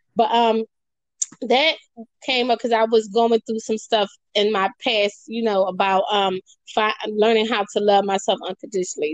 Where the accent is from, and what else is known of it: Philadelphia, Pennsylvania, United States; born or raised there